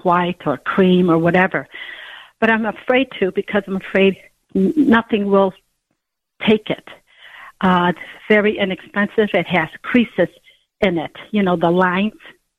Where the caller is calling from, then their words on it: Munster, Indiana, United States; And I'm from Munster, Indiana. And I'm a senior citizen